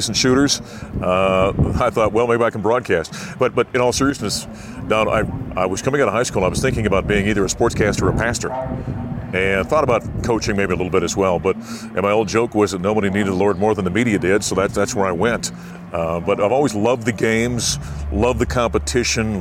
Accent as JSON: {"language": "English", "town": "Grand Forks", "region": "North Dakota", "country": "United States", "tie": "born or raised there", "also_born_or_lived": "Syracuse, New York", "moved": "as an adult", "lives_now": "Denver, United States", "said": "in my hometown of Grand Forks, North Dakota"}